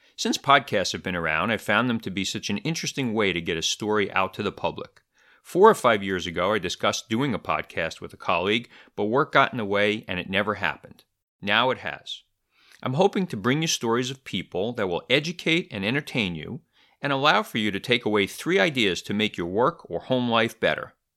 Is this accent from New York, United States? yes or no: yes; New York City, New York, United States; also born or lived in Easton, Pennsylvania; I grew up in Brooklyn, New York